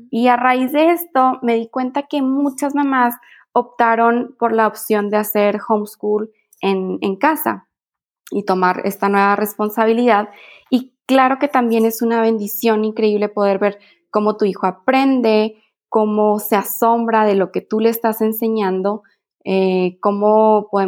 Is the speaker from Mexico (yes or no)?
yes; Mexico; Sí, no, soy mamá mexicana.